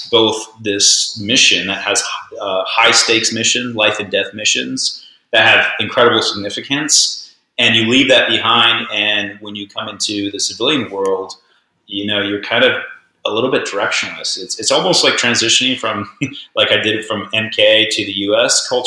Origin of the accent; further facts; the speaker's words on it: Papua New Guinea; I grew up, I was born in Papua New Guinea and raised my whole life there.